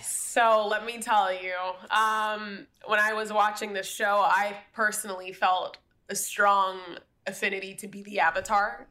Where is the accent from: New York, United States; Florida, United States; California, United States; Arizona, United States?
Florida, United States; Miami; I'm from Miami, Florida